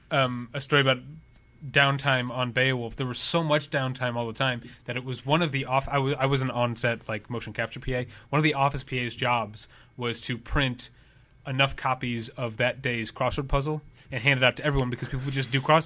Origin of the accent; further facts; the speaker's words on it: St. Louis, Missouri, United States; now in California, United States; I'm from Saint Louis